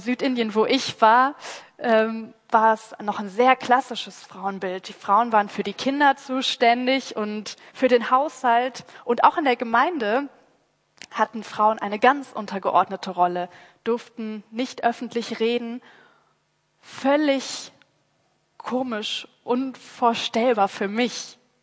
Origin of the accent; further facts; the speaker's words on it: Rhineland, Germany; ich mit meiner rheinländischen Mentalität